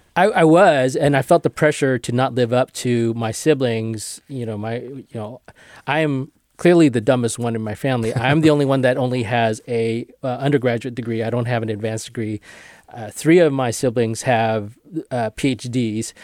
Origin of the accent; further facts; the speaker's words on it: Marysville, California, United States; I grew up in Marysville, and some practices were done in a hundred and seventeen degree heat